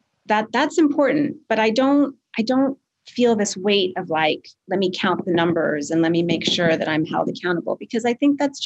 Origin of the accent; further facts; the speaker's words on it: Quebec, Canada; And I grew up in a really white suburb outside of Montreal, and it's still just, I don't know. It's the way we're raised in Canada